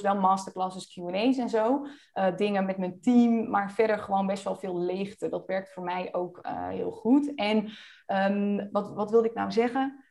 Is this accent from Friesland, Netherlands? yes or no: yes; Friesland, Netherlands; now in Almere, Netherlands; We komen beide uit Friesland